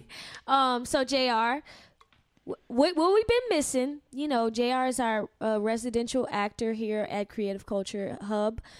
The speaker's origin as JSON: {"language": "English", "region": "Louisiana", "country": "United States", "said": "I'm from Louisiana"}